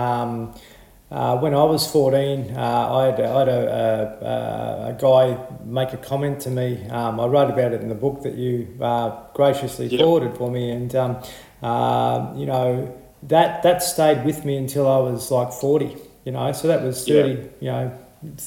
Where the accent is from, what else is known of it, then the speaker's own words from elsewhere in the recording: Horsham, Victoria, Australia; I grew up in Horsham